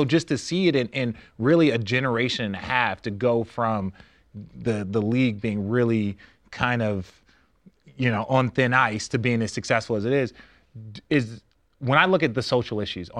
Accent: Phoenix, Arizona, United States; now in Los Angeles, United States; I grew up, I was born here in South Central LA in the middle of the crack epidemic. That's why we moved to Phoenix.

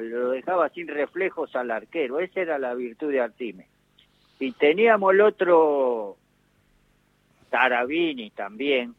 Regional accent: Argentina; somos los argentinos

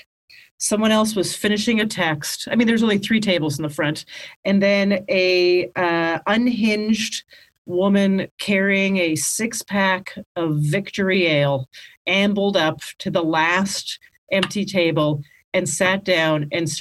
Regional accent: Canada; moved away; I grew up in Canada and I started stand-up in Canada

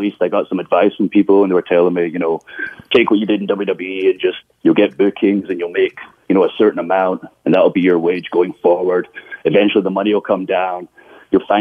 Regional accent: Scotland, United Kingdom; moved away as an adult; now in United States

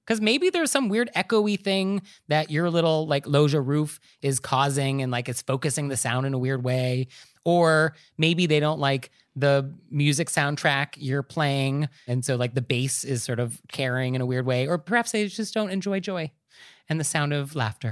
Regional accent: Marin County, California, United States; I'm actually from Marin County, and we are famous for our hot tubs

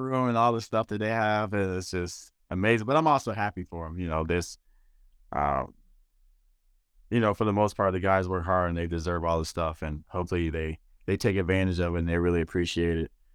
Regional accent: Detroit, Michigan, United States; moved away as an adult; also born or lived in Jerusalem / Germany; the Detroit Pistons, my hometown team, team I grew up watching

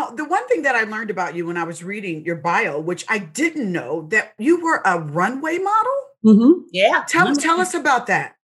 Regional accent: Seattle, Washington, United States; I'm from Seattle, Washington.

